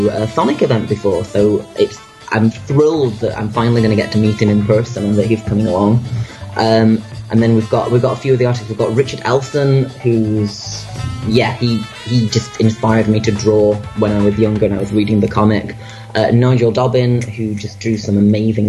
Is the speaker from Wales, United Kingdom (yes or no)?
no; Manchester, North West England, United Kingdom; my hometown of Manchester in the UK